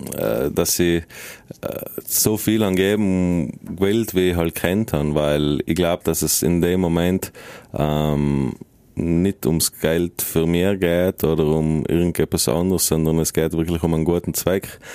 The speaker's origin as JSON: {"language": "German", "area": "South Tyrol", "region": "Trentino-Alto Adige", "country": "Italy", "also_born_or_lived": "Berlin / Vienna", "said": "seit wir natürlich äh, nach 1918 zu Italien gekommen sind"}